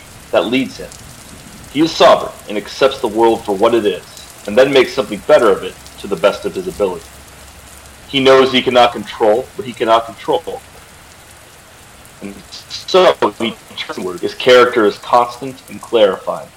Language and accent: English; Lancaster, Ohio, United States; I grew up in rural southeastern Ohio in a town called Lancaster